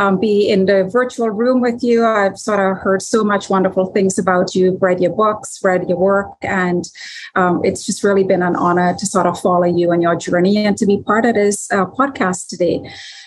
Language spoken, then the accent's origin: English; Canada; now in United States; I'm a Canadian expat currently living in the United States